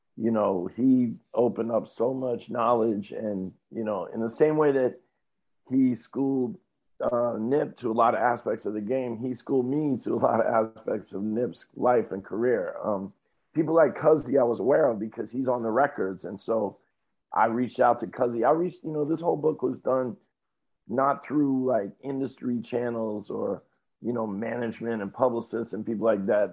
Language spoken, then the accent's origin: English; New York, United States; also born or lived in California; I was born in California, but most of my life I've been in New York